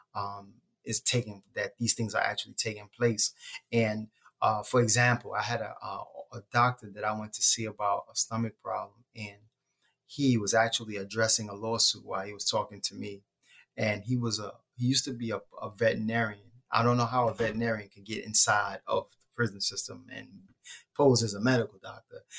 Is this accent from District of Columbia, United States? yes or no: no; New York City, New York, United States; So I'm from Brooklyn, um, and I was born in Bedford Stuyvesant.